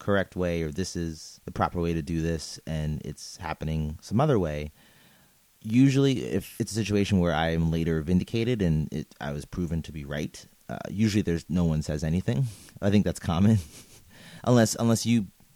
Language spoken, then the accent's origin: English; New York City, New York, United States; I am a New Yorker